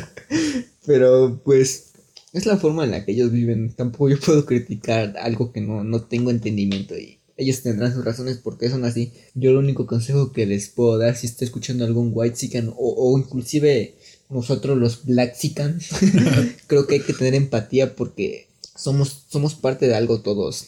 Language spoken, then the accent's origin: Spanish; Mexico; nosotros que somos de México